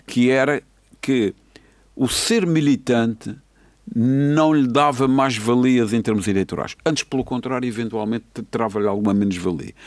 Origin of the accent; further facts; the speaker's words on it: Seixal, Madeira, Portugal; now in Funchal, Portugal; na minha freguesia, que sou do Sachal